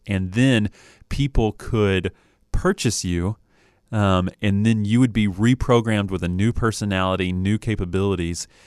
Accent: Knoxville, Tennessee, United States; I was born in Knoxville

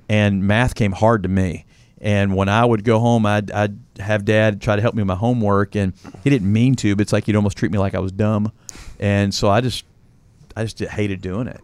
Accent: Louisville, Kentucky, United States; I grew up in Louisville, Kentucky

